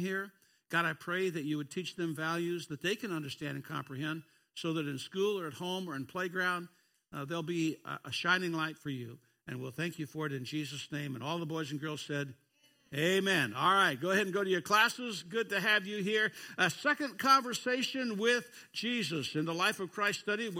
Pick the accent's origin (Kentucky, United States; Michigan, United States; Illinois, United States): Kentucky, United States; I'm from a foreign nation called Kentucky